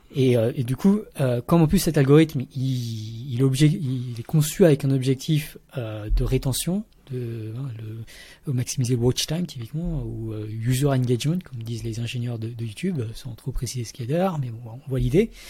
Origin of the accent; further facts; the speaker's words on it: Paris region, Île-de-France, France; moved away as an adult; also born or lived in Vietnam / Montreal, Canada / Switzerland; je suis né au Vietnam, mais j'ai grandi en région parisienne